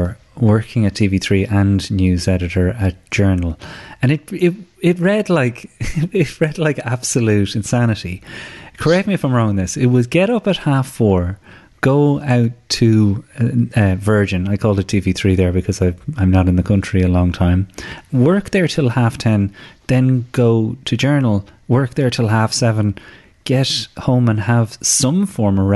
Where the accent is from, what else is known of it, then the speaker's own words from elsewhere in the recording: County Kildare, Ireland; growing up in Kildare, as we both did during the 90s